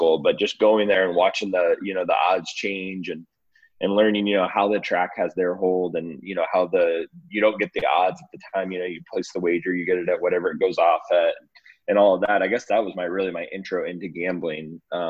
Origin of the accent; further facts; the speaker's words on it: McKinney, Texas, United States; I grew up in McKinney, Texas, just north of Dallas. Grew up as a big golfer